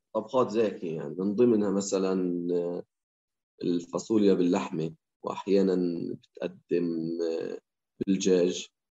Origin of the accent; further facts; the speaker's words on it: Hebron, West Bank, Palestine; احنا في الخليل